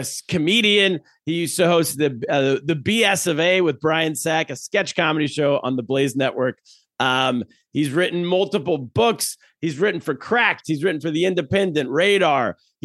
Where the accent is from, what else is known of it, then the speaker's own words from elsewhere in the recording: Sacramento, California, United States; I'm from Sacramento.